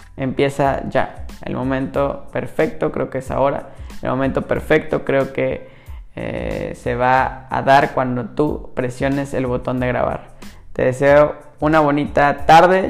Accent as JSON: {"language": "Spanish", "town": "Mérida", "region": "Yucatán", "country": "Mexico", "tie": "born or raised there", "said": "yo soy originario de México y soy de Mérida, Yucatán"}